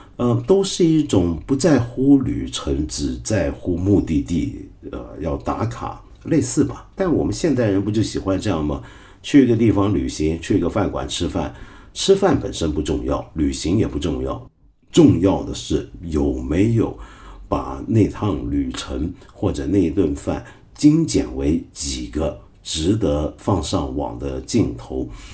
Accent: China; 我们中国人

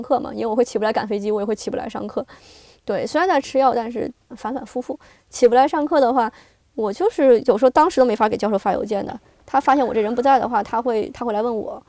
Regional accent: China; moved away as an adult; now in United States; 我，这个是来自这个，这个疫情最开始到的这个国家嘛，而且我嗯。家人也在那边

